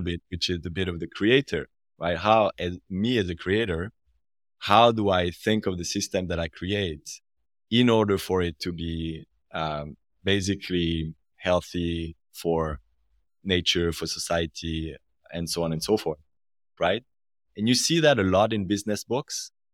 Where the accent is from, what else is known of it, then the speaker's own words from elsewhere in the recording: French part of Switzerland, Romandy, Switzerland; accent: French part of Switzerland; now in Zurich, Switzerland; I'm from the French part of the country